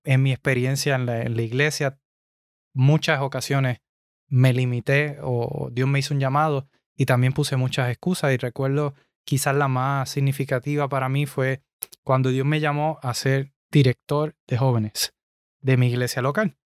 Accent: Puerto Rico; moved away as an adult; now in United States; yo soy de Puerto Rico. Eh, nacido y criado allá

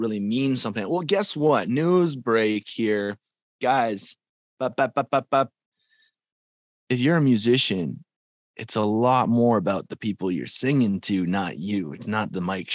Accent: Calgary, Alberta, Canada; I'm from Calgary, Alberta, that's the farm team to Nashville

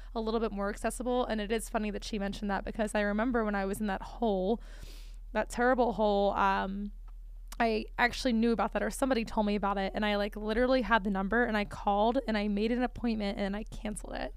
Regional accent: Northeast, United States; now in Richmond, United States; I am from the Northeast

